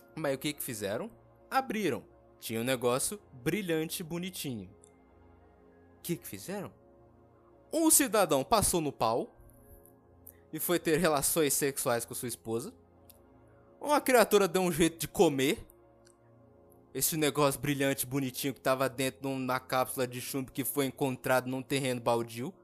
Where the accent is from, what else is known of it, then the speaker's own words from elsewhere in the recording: Brazil; eu que nasci aqui no Brasil, no Brazilian, eu realmente eu não queria ter nascido aqui